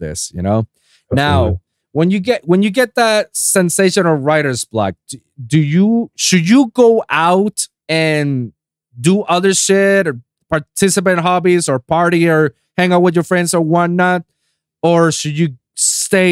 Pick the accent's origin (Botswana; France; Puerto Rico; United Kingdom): Puerto Rico; I'm 787 from Puerto Rico